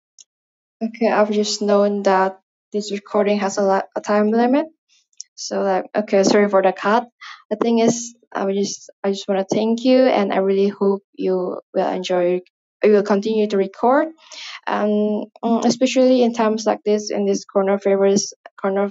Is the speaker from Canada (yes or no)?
no; Indonesia; first language Indonesian; English is a second language; English is not my mother tongue. As I've said before, I'm from Indonesia, so Indonesian is my first language and obviously my mother tongue.